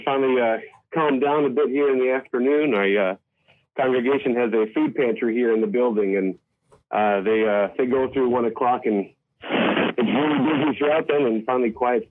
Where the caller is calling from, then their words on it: Carol Stream, Illinois, United States; also born or lived in Chicago suburbs; I've lived in almost a good number of the suburbs, but I'm currently calling from Carroll Stream.